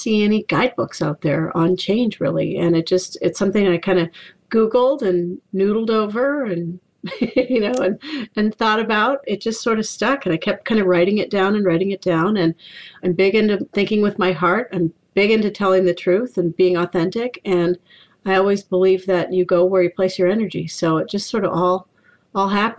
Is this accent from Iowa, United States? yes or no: yes; Iowa, United States; also born or lived in Minneapolis, Minnesota; now in Maine, United States; I live in Maine. I was born in Minneapolis, raised in Iowa